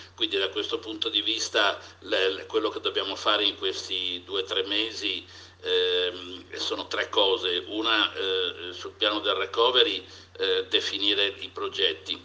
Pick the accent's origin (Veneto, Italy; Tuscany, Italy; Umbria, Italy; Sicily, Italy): Veneto, Italy; Venice; io da veneziano